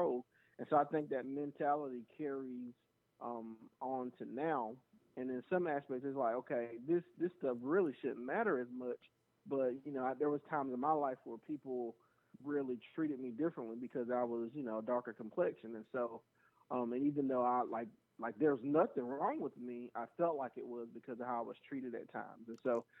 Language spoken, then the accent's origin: English; the South, United States; growing up in the South